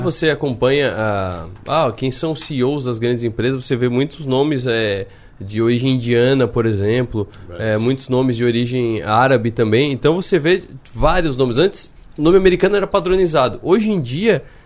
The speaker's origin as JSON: {"language": "Portuguese", "country": "Brazil", "said": "nós que somos brasileiros, eu puxo muito daqui de Criciúma"}